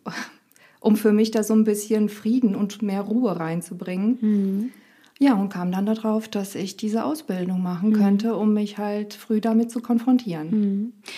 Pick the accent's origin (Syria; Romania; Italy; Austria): Romania; also born or lived in Rhein-Lahn, Germany; now in Germany; ich bin in Rumänien aufgewachsen